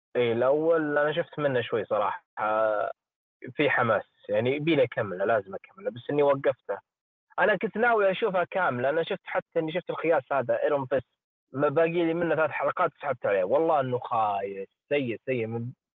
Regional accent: Saudi Arabia

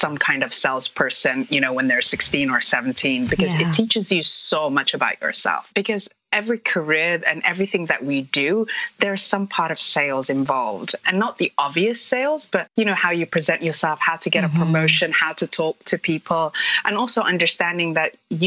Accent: London, United Kingdom; moved away as an adult; also born or lived in Somalia / Hong Kong; now in Toronto, Canada; So I am originally from Somalia, but I grew up in the UK, London. And 7 years ago, I moved to Toronto

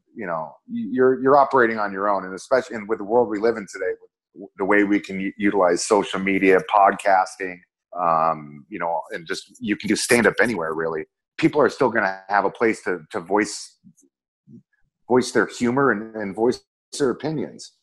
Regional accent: Minneapolis, Minnesota, United States; moved away; Minneapolis is my hometown.

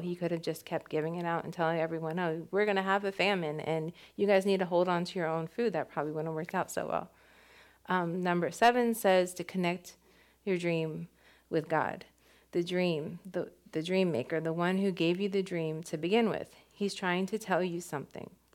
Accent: West Palm Beach, Florida, United States; we grew up in West Palm together

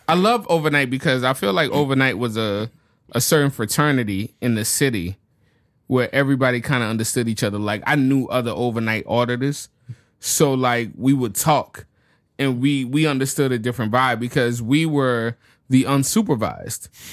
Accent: New Orleans, Louisiana, United States; moved away; also born or lived in Chicago; my hometown, New Orleans

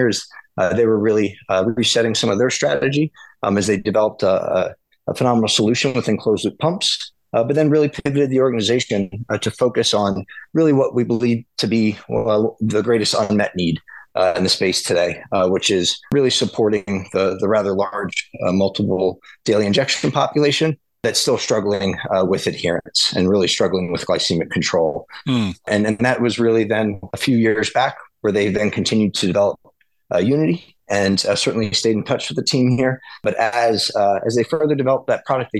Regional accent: Southern Florida, United States; moved away; also born or lived in West Chester, Pennsylvania; growing up in Southern Florida

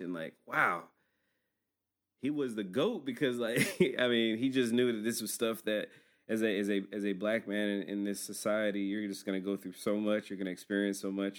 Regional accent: Georgia, United States; we're from Georgia.

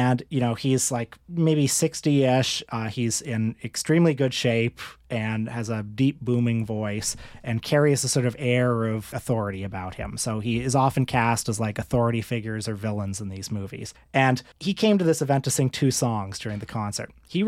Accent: Toronto, Ontario, Canada; And I said, oh … from Toronto.

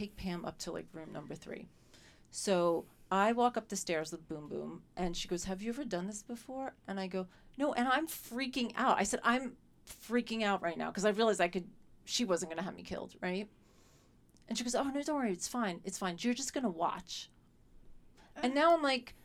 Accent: New York City, New York, United States; I grew up in New York City

